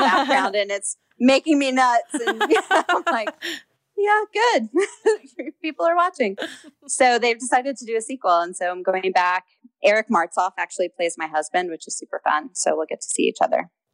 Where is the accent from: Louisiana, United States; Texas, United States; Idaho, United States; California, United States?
Texas, United States; Houston; moved away as an adult; also born or lived in Los Angeles; I grew up in Houston